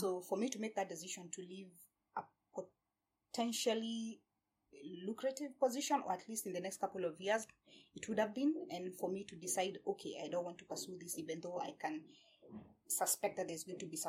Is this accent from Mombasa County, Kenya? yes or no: no; Uthiru, Kiambu County, Kenya; also born or lived in Pretoria, South Africa; now in Kilifi, Kenya; I was born and raised basically in Nairobi, in the outskirts of Nairobi